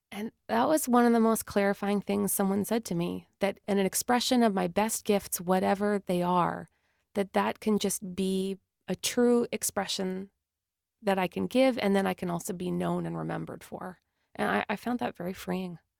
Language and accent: English; Canada; we're Canadian